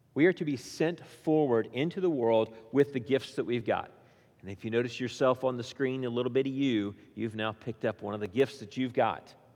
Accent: Indiana, United States; now in Williamson County, United States; I grew up in Indiana

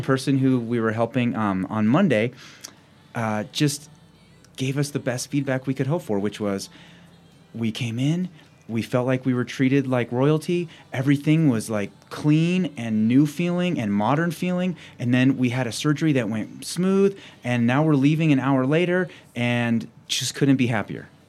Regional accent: Cheyenne, Wyoming, United States; also born or lived in Laramie, Wyoming / Washington State / Fremont County, Wyoming; I grew up in Cheyenne, Wyoming

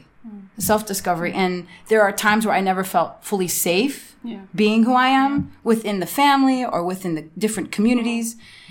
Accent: Chicago, Illinois, United States; moved away; also born or lived in Namibia; I was born in Chicago.

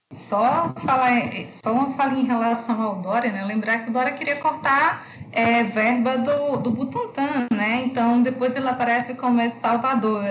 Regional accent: Pombal, Paraíba, Brazil; eu sou sertanejo, de uma cidade a, a cinco horas de uma Pessoa

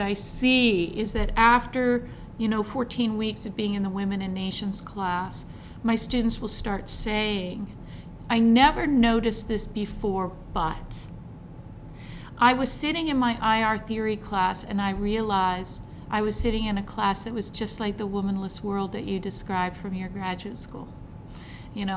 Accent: United States; I can only speak as an American

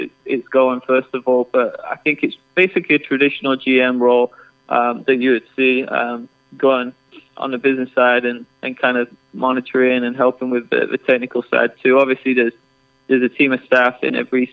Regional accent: England, United Kingdom; moved away as an adult; also born or lived in Chicago; now in Texas, United States; I grew up in England, played football, soccer my whole life

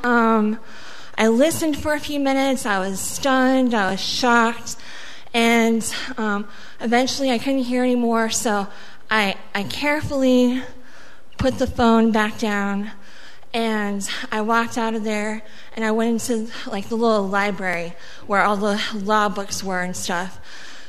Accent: Daly City, California, United States; first language Spanish; English is a second language; also born or lived in Mexico; I was born in Mexico. My first language was Spanish, and I grew up in California in a little city called Daly City, not far from San Francisco

